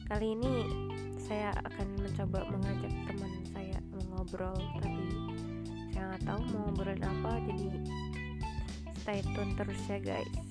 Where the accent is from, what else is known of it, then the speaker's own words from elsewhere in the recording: Central Java, Indonesia; guys maaf kita ini dari Jawa Tengah jadi